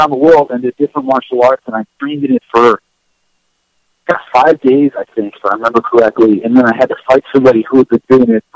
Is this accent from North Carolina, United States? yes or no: no; Southern California, United States; I was raised in Southern California